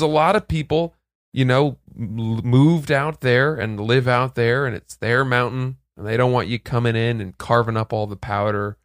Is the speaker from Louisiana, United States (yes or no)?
no; New York City, New York, United States; You say, "New York,"